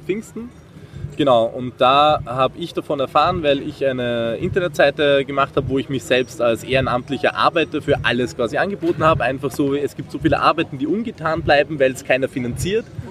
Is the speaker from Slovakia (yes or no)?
no; Austria; moved away as an adult; now in Marburg, Germany; ich komme ursprünglich aus Österreich, wie man es hört